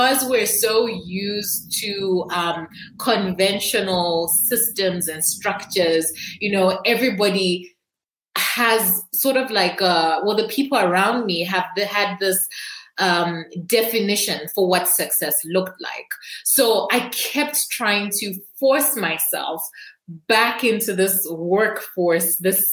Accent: Zambia; I am from Zambia

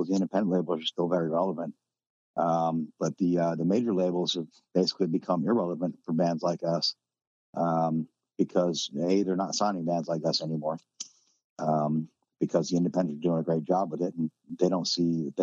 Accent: New Jersey, United States; now in North Carolina, United States; where I grew up in New Jersey.

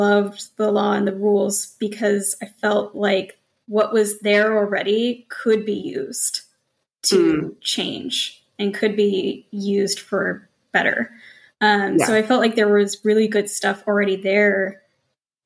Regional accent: Montana, United States; moved away; I came from Montana, like country bumpkin

